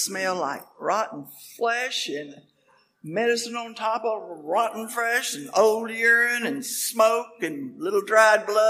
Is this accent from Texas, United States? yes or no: yes; Lubbock, Texas, United States; also born or lived in Oklahoma; I was born in Lubbock, Texas